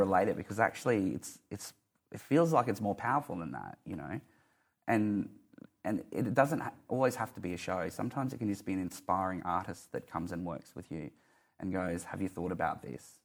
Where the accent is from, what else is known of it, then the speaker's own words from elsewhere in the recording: Mount Isa, Queensland, Australia; moved away; I'm from Mount Isa